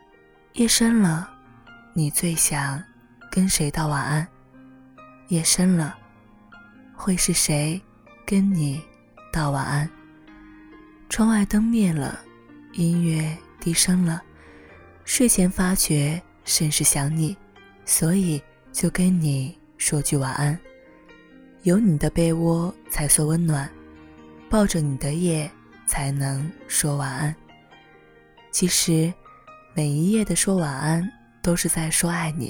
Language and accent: Chinese; Zhengzhou, Henan, China; 而我从小在郑州长大，学习工作。连上大学，每个周末都回家，更不可能离开去北京。